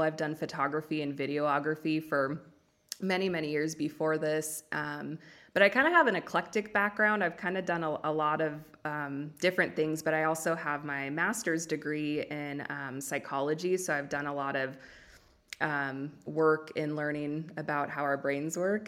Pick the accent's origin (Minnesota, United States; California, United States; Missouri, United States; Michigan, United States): California, United States; Los Angeles; accent: Valley Girl; now in Oregon, United States; I was born and raised in Los Angeles. I now live in Oregon